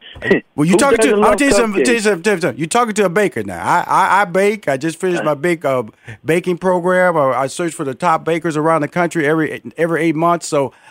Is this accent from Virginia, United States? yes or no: no; Houston, Texas, United States; I'm from Houston, Texas, so I have an affinity to these Texas boys.